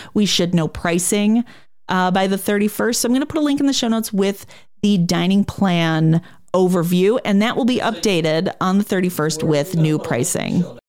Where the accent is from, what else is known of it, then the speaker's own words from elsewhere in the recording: Chicago, Illinois, United States; I'm from Chicago